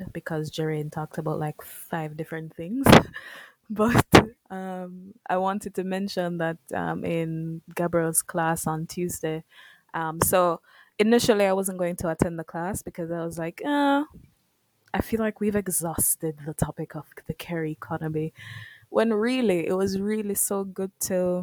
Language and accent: English; Jamaica; as a Jamaican woman